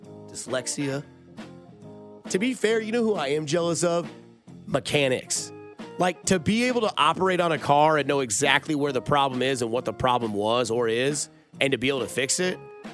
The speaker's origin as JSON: {"language": "English", "town": "Blue Springs", "region": "Missouri", "country": "United States", "tie": "born or raised there", "said": "I grew up in Blue Springs. No longer there. It closed down."}